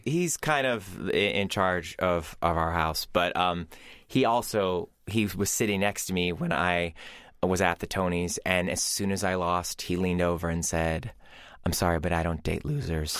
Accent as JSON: {"language": "English", "region": "Ohio", "country": "United States", "said": "I'm from Ohio"}